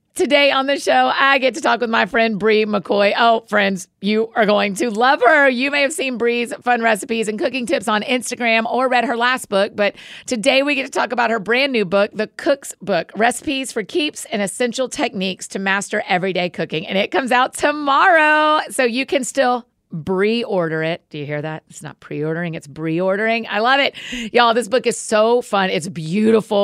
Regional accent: the South, United States; I'm from the South.

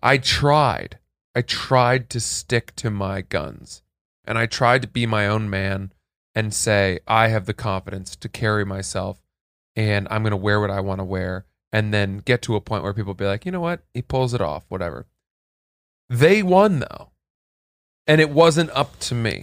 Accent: New England, United States; I'm from New England

